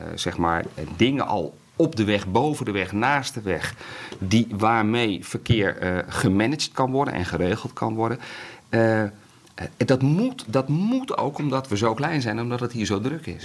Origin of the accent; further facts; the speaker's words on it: Netherlands; ons Nederland